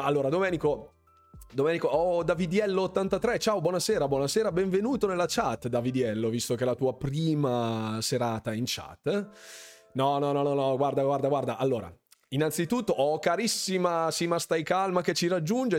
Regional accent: Bergamo, Lombardy, Italy; Sono di Bergamo

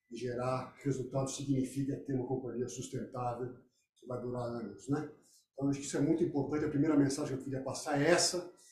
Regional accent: Brazil; eu, como brasileiro

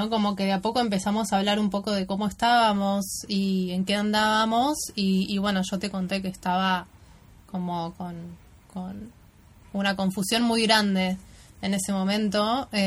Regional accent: Buenos Aires, Argentina; en Buenos Aires porque hay algunas cuestiones que tengo que seguir profundizando de, de, mi ciudad natal, de cómo me siento yo, quién soy yo acá, no como viajera, sino como, local, ¿no?

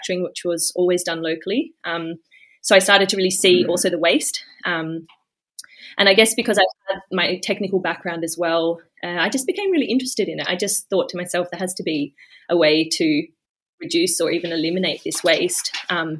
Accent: Australia; moved away as an adult; also born or lived in Melbourne, Australia; now in Sweden; I'm actually half Swedish, half Australian. So I grew up in Australia

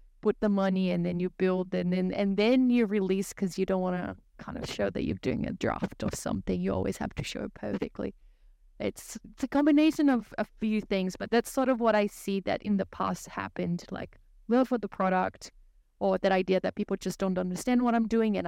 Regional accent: Brazil; English is a second language; moved away as an adult; now in Hobart, Australia; I'm originally from Brazil, but I moved to Australia in 2016

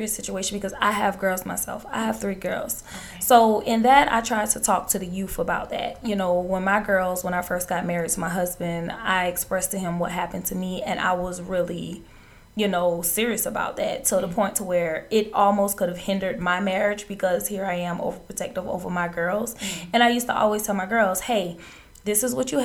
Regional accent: Savannah, Georgia, United States; I am from Savannah, Georgia. I was raised on the west side of Savannah primarily

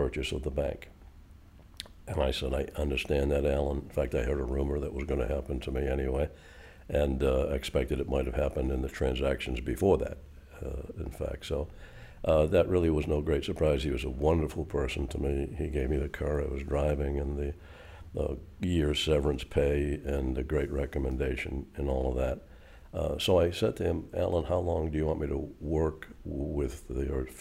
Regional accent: Boston, Massachusetts, United States; moved away as an adult; now in York, United States; I never thought I'd be outside of Greater Boston

